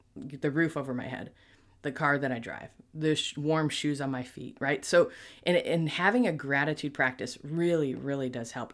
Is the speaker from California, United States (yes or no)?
no; Buffalo, New York, United States; moved away; I'm from Buffalo